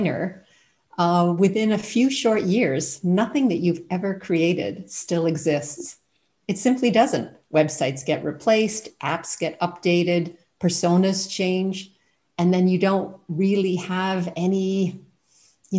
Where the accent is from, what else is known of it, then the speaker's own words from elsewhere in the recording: Canada; moved away as an adult; also born or lived in United States / England / Thailand / Ireland; now in Germany; I'm originally from Canada and ended up moving to the United States for my master's degree